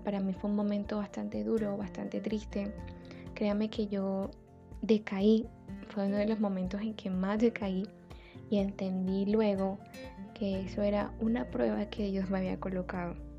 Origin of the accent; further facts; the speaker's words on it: Barranquilla, Atlántico, Colombia; soy de Barranquilla, como ya lo suponen por mí